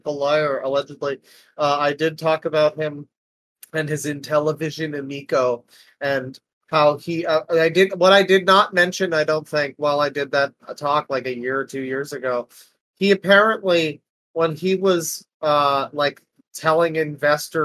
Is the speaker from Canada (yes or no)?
yes; Canada; I'm Canadian.